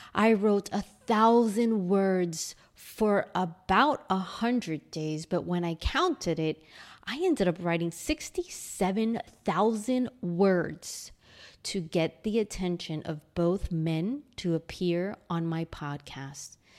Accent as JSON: {"language": "English", "town": "New York City", "region": "New York", "country": "United States", "tie": "born or raised there", "moved": "as an adult", "lives_now": "Sydney, Australia", "said": "I grew up in a six hundred and fifty square foot apartment in Astoria, Queens, New York"}